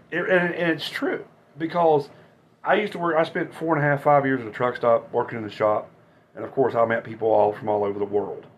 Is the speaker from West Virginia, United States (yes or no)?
yes; West Virginia, United States